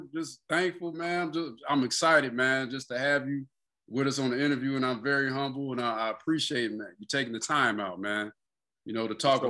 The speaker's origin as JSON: {"language": "English", "town": "Joliet", "region": "Illinois", "country": "United States", "tie": "born or raised there", "also_born_or_lived": "Seattle / Alabama", "moved": "yes", "said": "Man, like, I'm from Joliet. I lived most of my life in Joliet, travel. You know, I was back and forth between Seattle, whatever, but I moved to Alabama, man, for some time."}